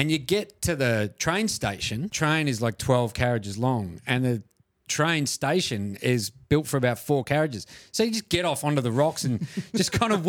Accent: Melbourne, Victoria, Australia; You know, we're obviously from Melbourne

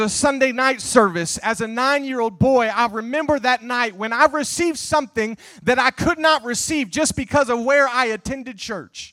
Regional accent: Nebraska, United States; moved away as an adult; now in O'Fallon, Illinois, United States; I was born and raised in Nebraska, but when I graduated from IBC, I moved to O'Fallon, Illinois

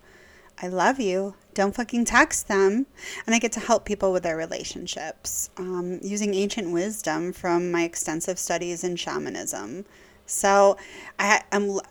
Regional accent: Milwaukee, Wisconsin, United States; accent: white girl Wisconsin; I grew up in Milwaukee, Wisconsin

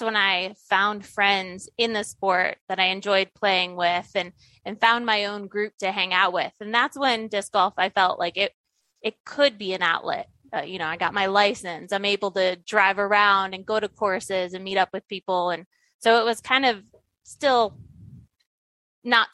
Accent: Ohio, United States; I grew up in Ohio

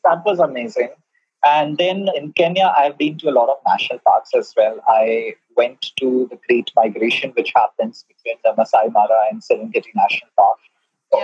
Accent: India; I'm an Indian.

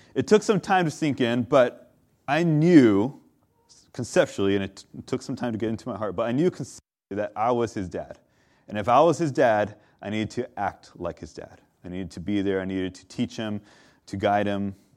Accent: Southern California, United States; I'm from SoCal

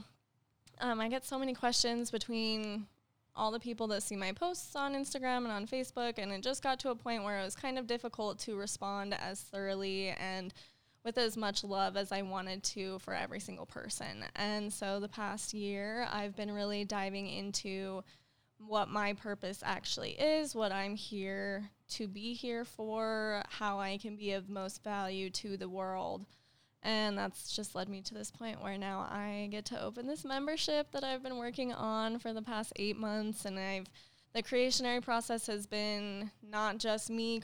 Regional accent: Utah, United States; I grew up here in Utah. This is my hometown

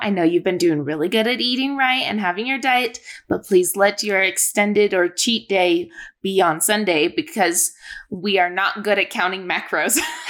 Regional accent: Boise, Idaho, United States; well, I'm from Boise area.

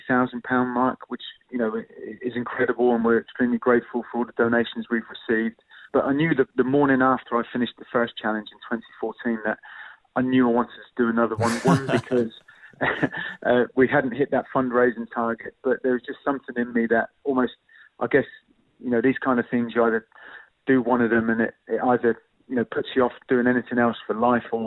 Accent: Southampton, South East England, United Kingdom; representing my hometown club

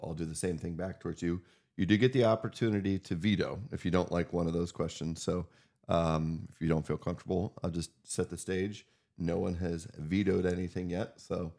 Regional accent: Northwest Pennsylvania, United States; we grew up together in Northwest Pennsylvania

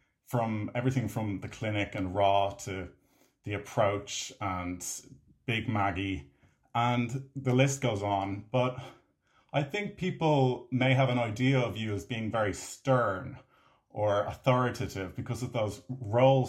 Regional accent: Ireland; I'm an Irish filmmaker and actor.

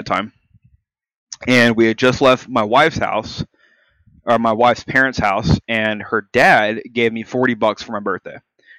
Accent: Canada; I am Canadian.

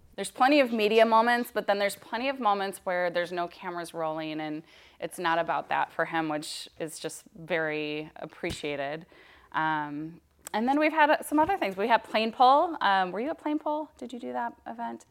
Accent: Minnesota, United States; moved away as an adult; now in Oregon, United States; I'm from Minnesota

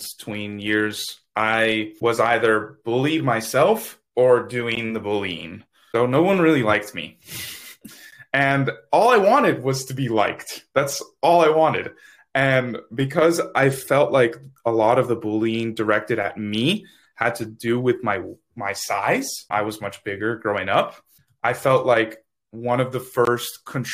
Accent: Miami, Florida, United States; now in Tallahassee, United States; I'm from Miami, Florida, currently living in Tallahassee, Florida.

